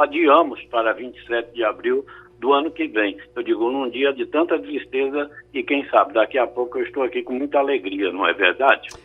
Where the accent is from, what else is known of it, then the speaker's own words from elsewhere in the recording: Estrela do Sul, Minas Gerais, Brazil; also born or lived in Uberlândia; now in Recife, Brazil; Eu sou, eu sou de Minas Gerais, eu nasci em Uberlândia, mas fui criado num lugar chamado Estrela do Sul